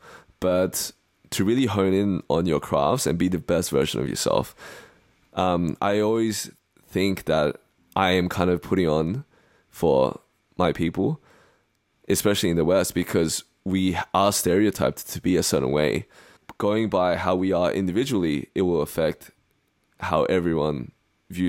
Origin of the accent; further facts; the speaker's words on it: Australia; accent: Australian; moved away as an adult; now in United States; being an Asian or Chinese Australian living in the US because my identity to most people is more Australian, in that a lot of the slang that I use, my accent is Australian